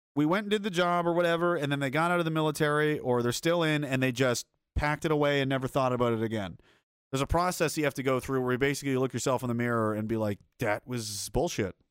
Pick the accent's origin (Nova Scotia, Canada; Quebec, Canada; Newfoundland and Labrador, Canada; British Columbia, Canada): Nova Scotia, Canada; rural; also born or lived in Saskatoon; fishing towns of, uh, you know, rural Nova Scotia